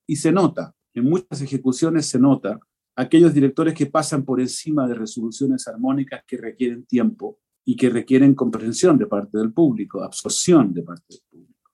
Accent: Chile; moved away as an adult; also born or lived in New York / Italy; yo me fui de Chile um, a estudiar primero Juilliard

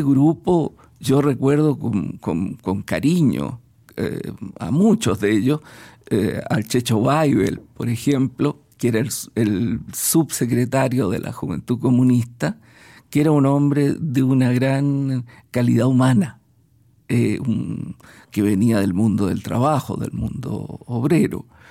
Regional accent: Chile; also born or lived in Budapest

